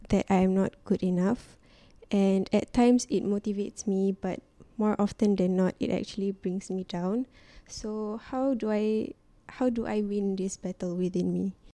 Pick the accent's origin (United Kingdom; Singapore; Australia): Singapore; I'm from Singapore